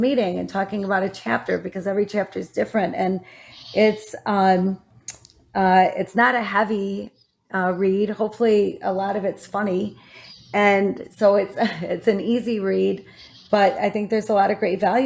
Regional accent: Saginaw, Michigan, United States; I was born in Saginaw, Michigan.

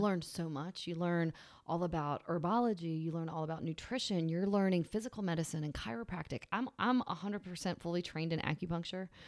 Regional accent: Virginia, United States; also born or lived in Massachusetts; now in Charleston, United States; I grew up in Virginia

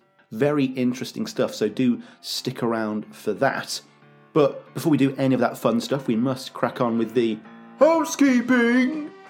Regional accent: United Kingdom; as a Brit

